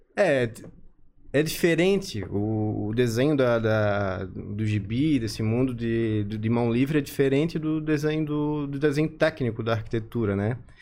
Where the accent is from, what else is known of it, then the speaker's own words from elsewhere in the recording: Florianópolis, Santa Catarina, Brazil; eu sou natural de Florianópolis